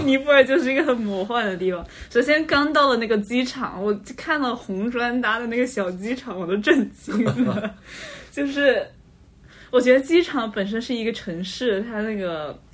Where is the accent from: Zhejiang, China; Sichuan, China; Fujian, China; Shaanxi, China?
Zhejiang, China; 因为我老家是浙江那边